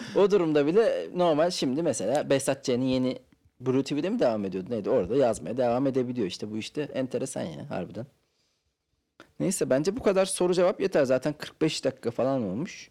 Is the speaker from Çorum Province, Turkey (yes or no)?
no; Ankara, Turkey; Ben Ankaralıyım abi. Ankara'da büyüdüm.